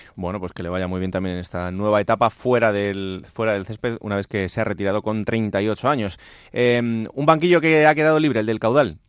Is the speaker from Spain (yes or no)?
yes; Villanueva de la Serena, Extremadura, Spain; Villanueva de la Serena, entre otras cosas porque es mi pueblo